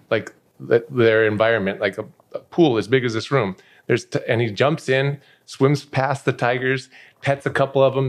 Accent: Denver, Colorado, United States; moved away as an adult; also born or lived in Minnesota / Las Vegas; I was a kid, I grew up in Denver

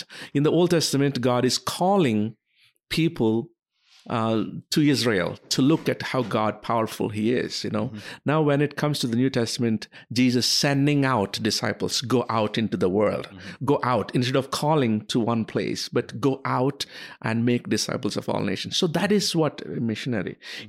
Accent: India; moved away as an adult; also born or lived in United States; I was born and raised in India

